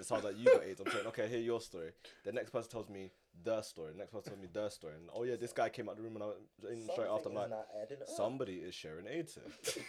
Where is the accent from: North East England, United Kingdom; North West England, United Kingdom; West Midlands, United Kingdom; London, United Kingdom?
London, United Kingdom; I've grown up in South my whole life.